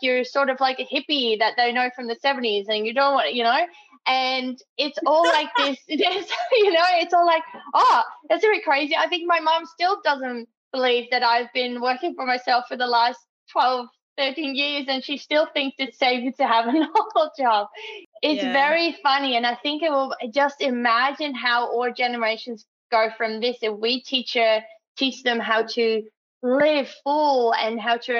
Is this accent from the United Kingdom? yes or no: no; Netherlands; moved away as an adult; now in Australia; I'm from the Netherlands